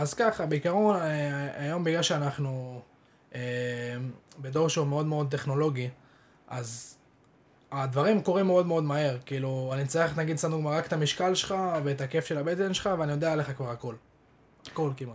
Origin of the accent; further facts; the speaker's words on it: Israel; אנחנו כישראלים